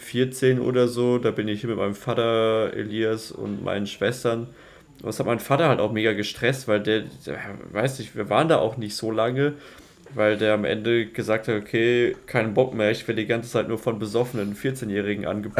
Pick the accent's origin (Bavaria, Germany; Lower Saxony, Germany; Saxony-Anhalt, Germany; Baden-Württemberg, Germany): Baden-Württemberg, Germany; Donaueschingen / Waldhilsbach; ich war neun oder zehn, als wir umgezogen sind